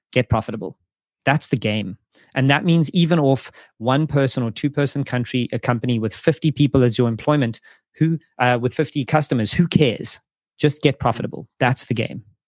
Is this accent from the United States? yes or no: no; South Africa; moved away; South Africa as an example, it's my home country